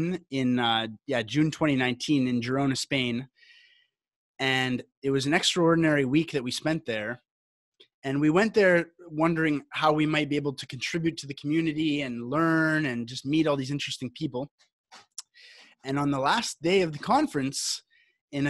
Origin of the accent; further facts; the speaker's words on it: Canada; now in Costa Rica; I'm Canadian, but I live in Costa Rica